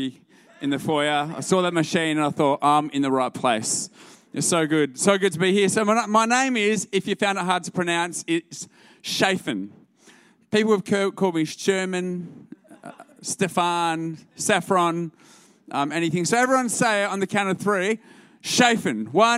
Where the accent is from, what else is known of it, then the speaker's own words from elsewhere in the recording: Albany, Western Australia, Australia; moved away as an adult; now in Melbourne, Australia; We're originally from Albany